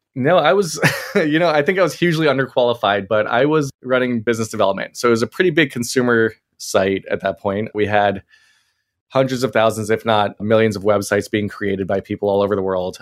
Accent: Maryland, United States; we were growing up in Maryland

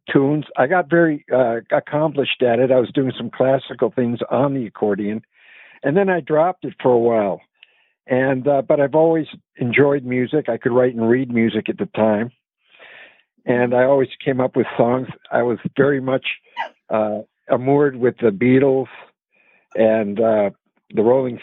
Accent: Vancouver, British Columbia, Canada; moved away as an adult; also born or lived in Chicago / Los Angeles; I was born in Chicago, but I was raised in Vancouver, British Columbia.

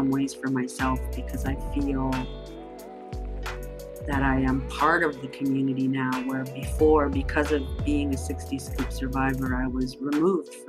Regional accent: Thunder Bay, Ontario, Canada; moved away as an adult; also born or lived in Little Grand Rapids, Manitoba / Waterloo, Ontario; I grew up in Thunder Bay, Ontario

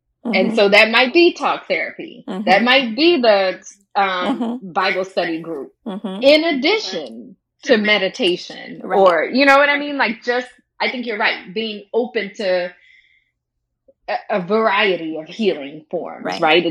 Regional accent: New Orleans, Louisiana, United States; we're from New Orleans

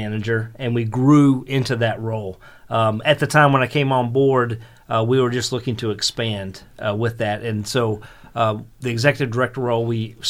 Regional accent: outside of Charlotte, North Carolina, United States; accent: southern twang; moved away as an adult; now in Florida, United States; Originally from outside of Charlotte, North Carolina.

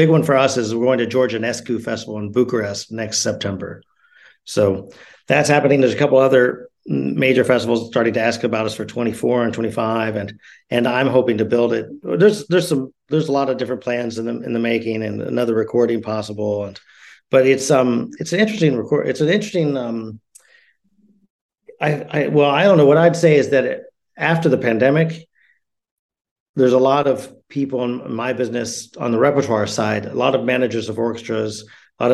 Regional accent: Houston, Texas, United States; also born or lived in New York; now in Germany; Well, it's what's fun about it for me as an American. I'm from Houston and New York. I grew up kind of both.

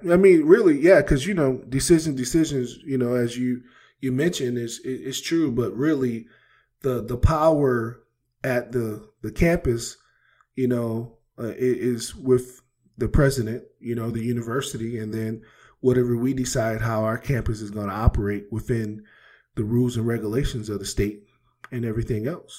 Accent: East Coast, United States; moved away; I come from the East Coast where we play, you know, basketball outside

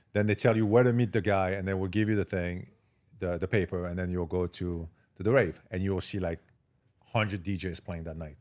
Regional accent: Marseille, Provence-Alpes-Côte d'Azur, France; English is a second language; moved away as an adult; also born or lived in Paris / Miami; I grew up in Marseille, south of France.

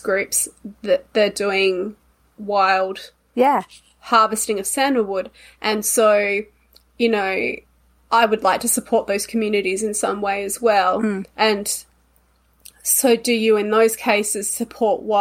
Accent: Australia

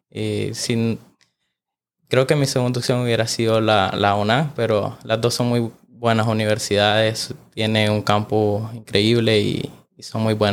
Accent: Managua, Nicaragua; Bueno, yo soy de acá de Managua, del barrio San Cristóbal.

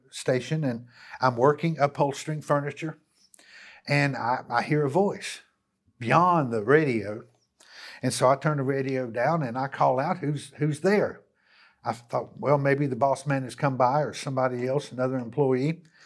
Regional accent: Hickory, North Carolina, United States; back to my hometown. And, uh, and here I am in the city of Hickory

